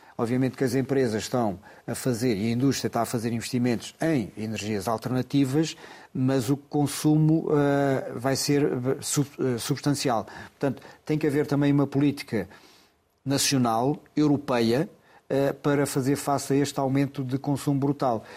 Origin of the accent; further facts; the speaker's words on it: Loulé, Algarve, Portugal; Lolé é a minha terra